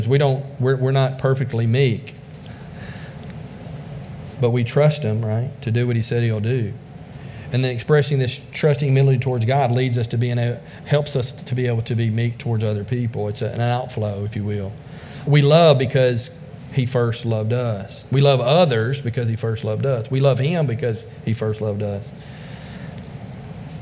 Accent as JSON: {"language": "English", "region": "the South", "country": "United States", "also_born_or_lived": "China", "said": "I'm from the South"}